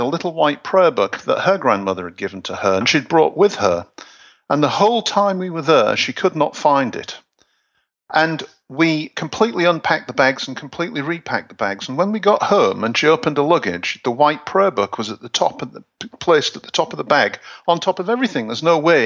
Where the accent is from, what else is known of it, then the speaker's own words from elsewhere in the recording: Hull, Yorkshire and the Humber, United Kingdom; I'm from Hull